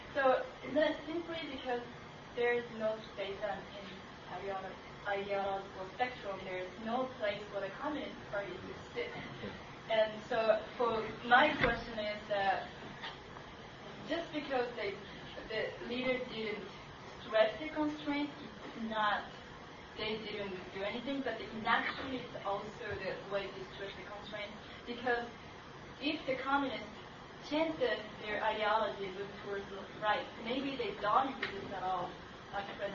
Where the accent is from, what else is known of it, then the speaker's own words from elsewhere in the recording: Japan; I'm from Japan